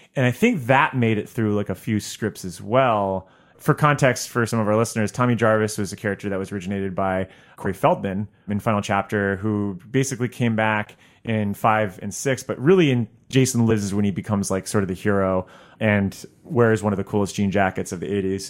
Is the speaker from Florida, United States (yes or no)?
yes; South Florida, United States; my hometown in, uh, South Florida